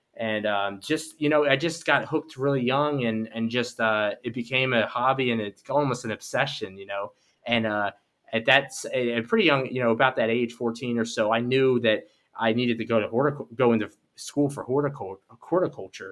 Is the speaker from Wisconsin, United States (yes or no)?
no; Philadelphia, Pennsylvania, United States; I grew up in Philadelphia in the city